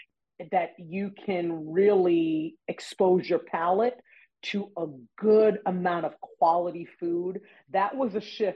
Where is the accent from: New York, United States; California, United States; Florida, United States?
New York, United States; Freeport; moved away as an adult; now in Indianapolis, United States; So originally from Long Island, Freeport, Long Island, to be exact, Nassau County, born and raised, and lived there all of my life until 2014.